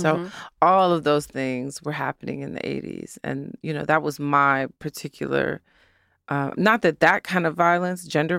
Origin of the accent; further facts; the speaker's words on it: Detroit, Michigan, United States; I'm always reminding everyone that I'm from Detroit and always being as connected as possible.